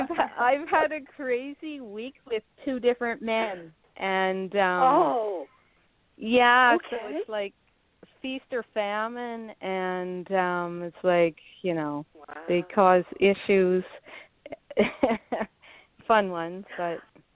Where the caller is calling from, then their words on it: Northern Ontario, Canada; I'm calling from Canada. It's Northern Ontario, one of the provinces, very far north.